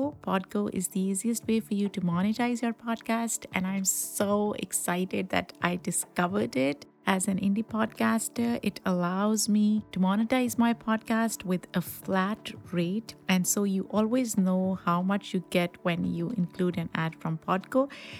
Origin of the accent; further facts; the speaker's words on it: Pakistan; because I come from a culture of meat eaters, right? I grew up in Pakistan eating meat.